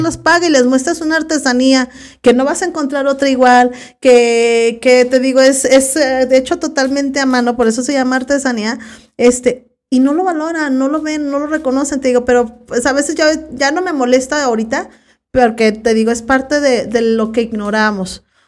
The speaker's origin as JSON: {"language": "Spanish", "town": "Zapotiltic", "region": "Jalisco", "country": "Mexico", "said": "mi pueblo Zapotiltic, de dónde voy a donde eres, yo de Zapotiltic"}